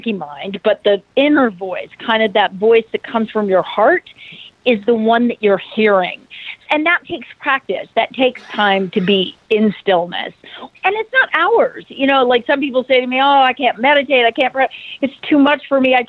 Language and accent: English; Idaho, United States; growing up in Idaho